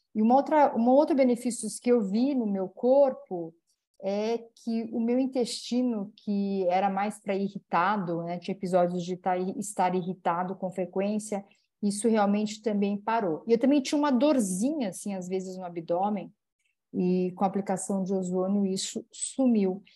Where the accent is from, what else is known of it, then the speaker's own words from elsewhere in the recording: Campinas, São Paulo, Brazil; também é da minha cidade natal, ela é de Campinas